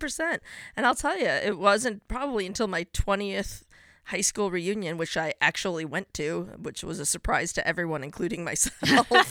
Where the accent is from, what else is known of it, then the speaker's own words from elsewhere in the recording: a suburb of Chicago, Illinois, United States; I grew up in a suburb of Chicago.